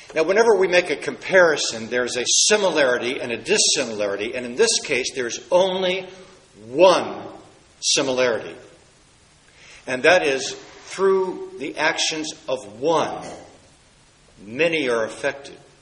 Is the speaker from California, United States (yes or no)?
no; Washington, District of Columbia, United States; In my hometown of Washington, D.C.